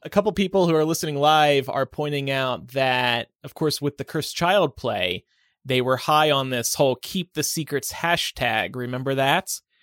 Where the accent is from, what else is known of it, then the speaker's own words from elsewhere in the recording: United Kingdom; I'm actually British.